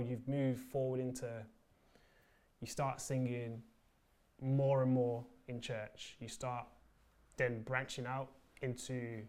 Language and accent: English; Birmingham, West Midlands, United Kingdom; I come from Birmingham, so my school was very multicultural